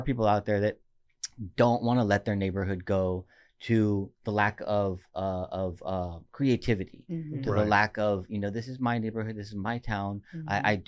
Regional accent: Oxnard, California, United States; I mean, homegrown, born and raised in Oxnard.

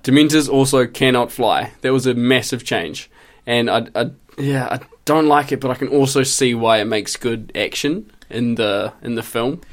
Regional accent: Christchurch, Canterbury, New Zealand; moved away as an adult; I did four years of study just in Christchurch, just in my hometown.

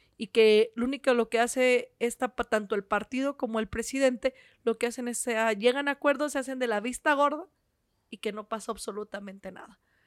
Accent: Michoacán, Mexico; soy michoacana, soy docente

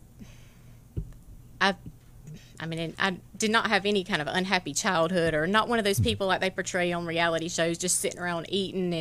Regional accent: Tifton, Georgia, United States; I was born and raised in Tifton, so. Tiftonite all the way through

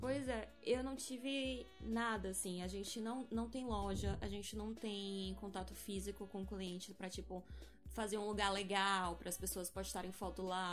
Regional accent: Salvador, Bahia, Brazil; sou de Salvador

